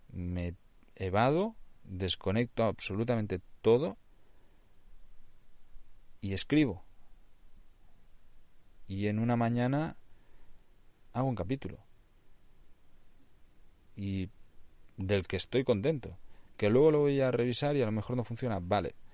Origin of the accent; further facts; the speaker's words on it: Catalonia, Spain; Spanish is a second language; also born or lived in Nicaragua; Yo ya sabéis, o sea, soy catalán, pienso muchas veces en catalán, aunque normalmente pues escribo y desarrollo todo mi contenido ya en castellano, pero es que el problema también que tengo añadido allí que yo hablo nicaragüense.